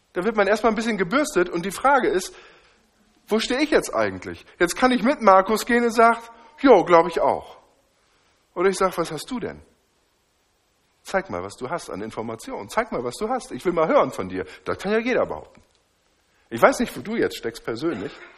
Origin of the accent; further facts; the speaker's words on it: Northern Germany, Germany; Ich komme aus dem Norden